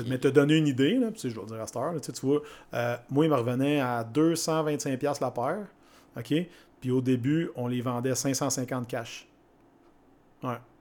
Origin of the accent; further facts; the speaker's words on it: Shawinigan, Quebec, Canada; Je viens de Shawinigan.